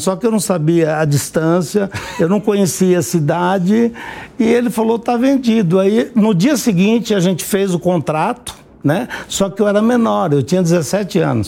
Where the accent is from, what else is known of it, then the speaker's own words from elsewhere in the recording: Paraná, Brazil; also born or lived in Nova Olímpia, Paraná; Eu nasci na beira do Rio Ivaí, eh, do Rio Ivaí, no estado do Paraná